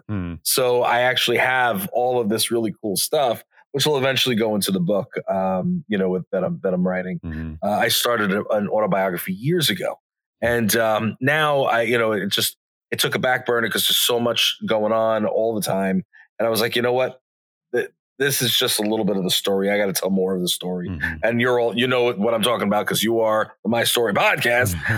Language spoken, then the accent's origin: English; Long Island, New York, United States; I'm from Long Island, New York